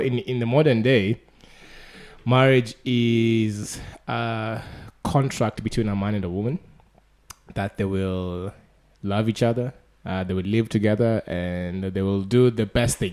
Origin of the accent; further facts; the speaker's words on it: Kenya; I was raised and born in Africa and Kenya